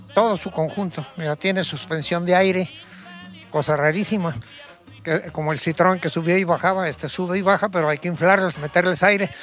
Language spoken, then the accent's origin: Spanish; Mexico; soy mexicano.